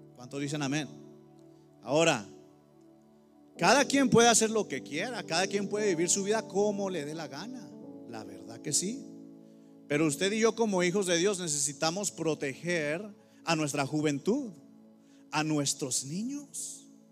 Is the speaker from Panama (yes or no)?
no; Mexico; now in United States; en mi iglesia hay, todos somos mexicanos aquí